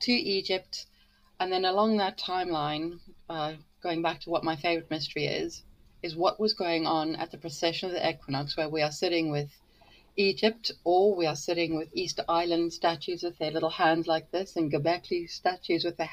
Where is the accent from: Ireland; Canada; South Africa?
South Africa; near the Sterkfontein Caves, Gauteng; moved away as an adult; now in United Kingdom; I'm from Africa. I'm, in fact, I was brought up about 10 minutes away from the Sterkfontein Caves